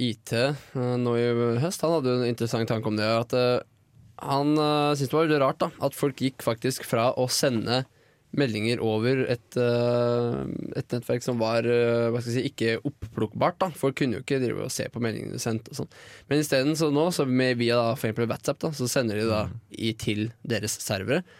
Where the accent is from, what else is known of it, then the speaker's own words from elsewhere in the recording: Lillehammer, Innlandet, Norway; men ja, jeg er fra Lillehammer.